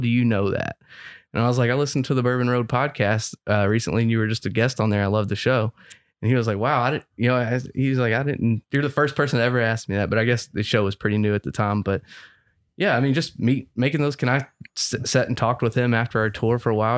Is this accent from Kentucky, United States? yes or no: yes; Frankfort, Kentucky, United States; moved away; I'm from Frankfurt